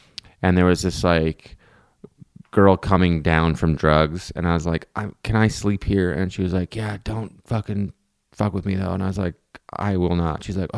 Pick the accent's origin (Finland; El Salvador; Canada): Canada; moved away as an adult; now in New York, United States; this is a Canadian thing that we have to get over, and I have the same issue in New York.